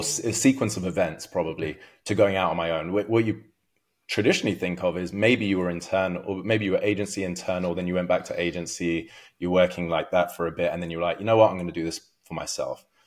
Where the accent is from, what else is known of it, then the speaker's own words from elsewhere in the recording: London, United Kingdom; moved away as an adult; also born or lived in Los Angeles, United States; now in Orange County, United States; I'm from London originally.